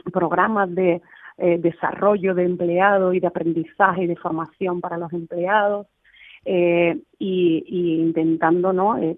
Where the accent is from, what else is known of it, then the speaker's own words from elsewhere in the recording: Cádiz, Andalusia, Spain; estoy súper orgullosa de ser gaditana, de ser de eh